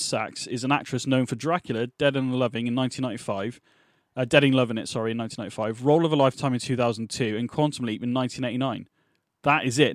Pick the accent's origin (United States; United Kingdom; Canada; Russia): United Kingdom; England; We're English